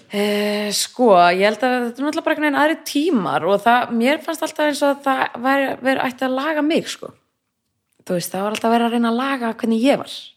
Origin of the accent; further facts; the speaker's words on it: Reykjavík, Capital Region, Iceland; also born or lived in Kópavogur; ólst upp fyrst í Vesturbænum í Reykjavík og svo flytti ég í Kópavög